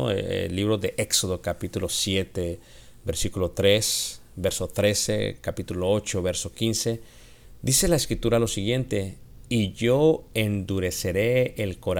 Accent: Mexico; Esto es muy diferente a la manera que lo vemos los occidentales y yo soy mexicano, la manera que lo vemos los mexicanos.

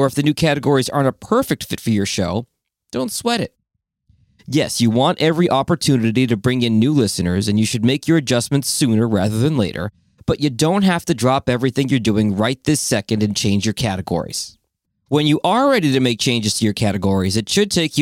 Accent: Boston, Massachusetts, United States; moved away; I grew up in Boston

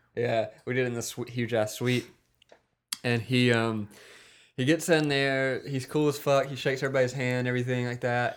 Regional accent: Wiggins, Mississippi, United States; I'm from Wiggins, Mississippi. It's a small town in Mississippi

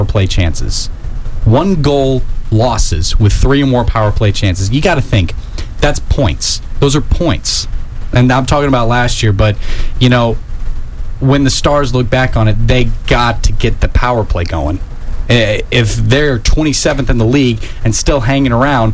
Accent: Tennessee, United States; I'm from Tennessee

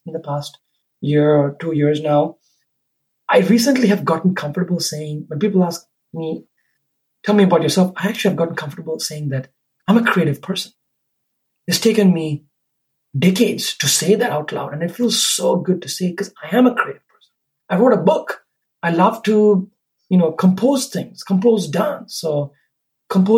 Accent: Sri Lanka; moved away; when I grew up in Sri Lanka, the culture that I grew up

